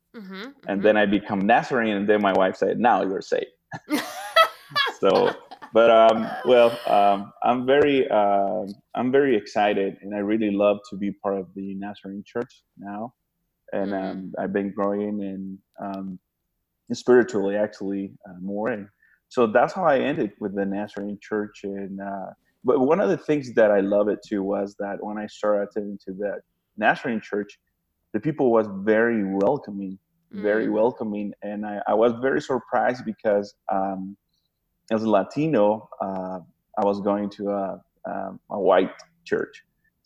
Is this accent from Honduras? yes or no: yes; Honduras; moved away as an adult; now in Bakersfield, United States; I am from Honduras